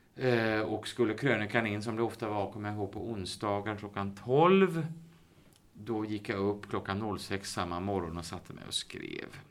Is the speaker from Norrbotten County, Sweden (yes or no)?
no; Uddevalla, Västra Götaland, Sweden; moved away as an adult; also born or lived in Gothenburg / Stockholm; Jag är, jag är född och uppvuxen i Uddevalla